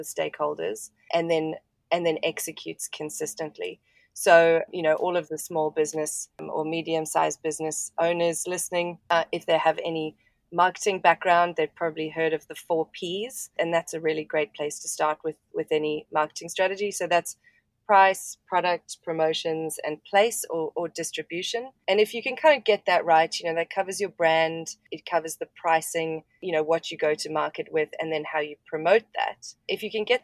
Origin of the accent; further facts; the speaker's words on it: South Africa; now in Brisbane, Australia; I'm actually a South African. I grew up in South Africa and live in Australia at the moment.